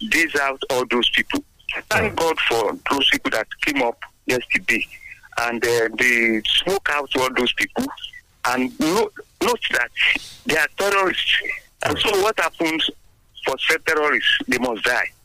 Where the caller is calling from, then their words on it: Abeokuta, Ogun State, Nigeria; Yes. I'm currently calling from Abeokuta.